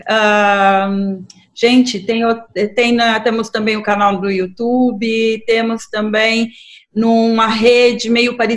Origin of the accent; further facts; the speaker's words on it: Fortaleza, Ceará, Brazil; principalmente falando para uma web rádio é, aí de Fortaleza, que é a minha terra